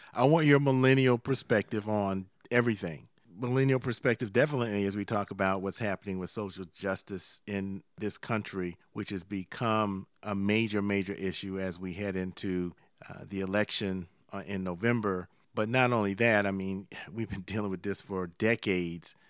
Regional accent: Savannah, Georgia, United States; near my hometown of Savannah

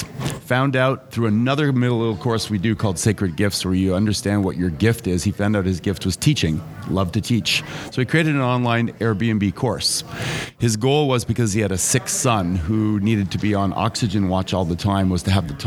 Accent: Montreal, Quebec, Canada; I grew up in Montreal, Quebec

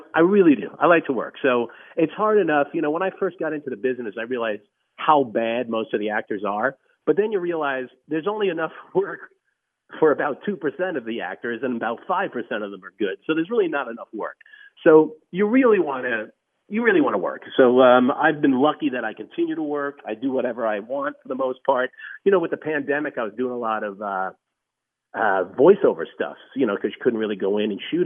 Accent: New York, United States; I was born and raised in New York

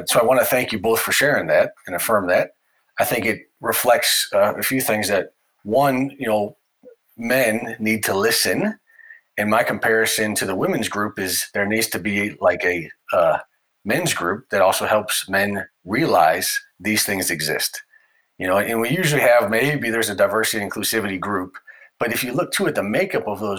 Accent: United States; my nationality as an American

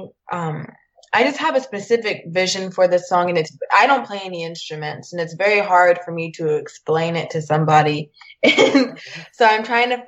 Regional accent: Orange County, California, United States; also born or lived in Annapolis, Maryland; I grew up in Orange County

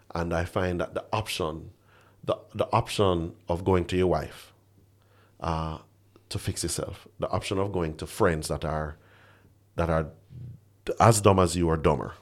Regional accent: Jamaica; as a Jamaican man

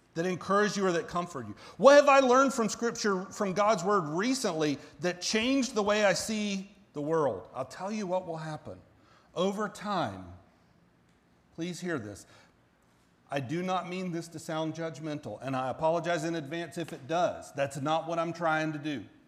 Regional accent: Central Florida, United States; now in Kansas, United States; I grew up in Central Florida

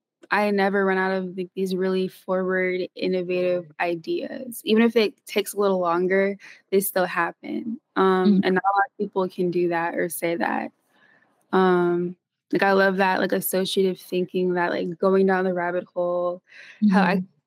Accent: Philadelphia, Pennsylvania, United States; born there; I was born in Philadelphia, but I wasn't raised there. I moved around a lot.

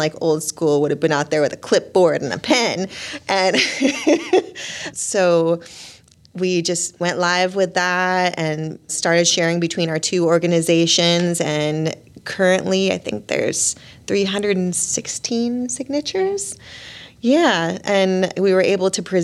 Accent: Long Beach, California, United States; now in Burlington, United States; I'm from Long Beach, California

